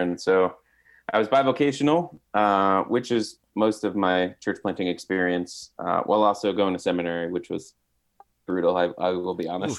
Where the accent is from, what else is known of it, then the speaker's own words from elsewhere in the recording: New Jersey, United States; growing up in Jersey for all of its knocks and disrespect people show to it is pretty diverse place